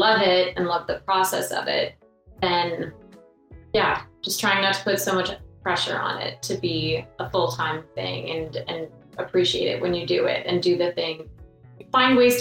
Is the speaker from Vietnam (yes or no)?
no; Canada; we could be covered in snow at any moment here in Canada.